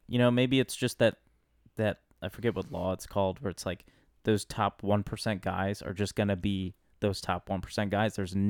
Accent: United States; As an American

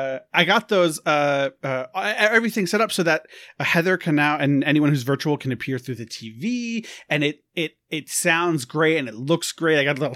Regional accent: New York, United States; I'm from New York. Everyone suck it.

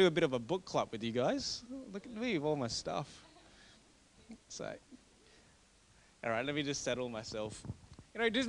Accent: Australia; being an Australian

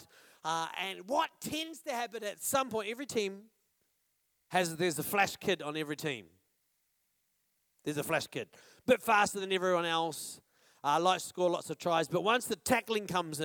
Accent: New Zealand; I'm from New Zealand

